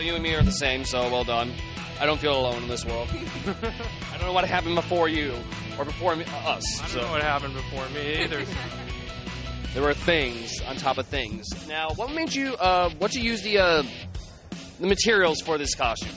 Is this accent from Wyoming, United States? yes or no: no; Illinois, United States; now in South Carolina, United States; originally from Illinois, but we came down from South Carolina